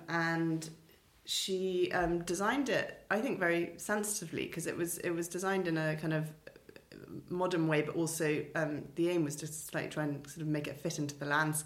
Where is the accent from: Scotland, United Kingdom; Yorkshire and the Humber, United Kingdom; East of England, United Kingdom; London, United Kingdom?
London, United Kingdom; moved away as an adult; also born or lived in Winchester / Edinburgh; now in Cowbridge, United Kingdom; I grew up in London and then Winchester